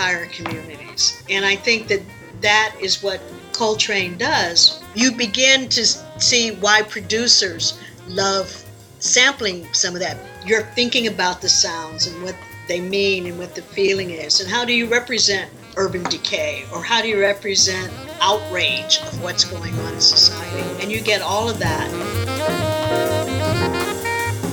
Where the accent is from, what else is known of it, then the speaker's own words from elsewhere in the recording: Chicago, Illinois, United States; I'm not from a country, I'm from Chicago.